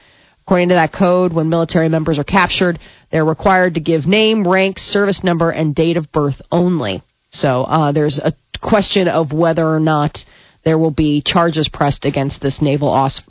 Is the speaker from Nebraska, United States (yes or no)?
yes; Nebraska, United States; also born or lived in East Coast; where are you from? You'd be like, Nebraska.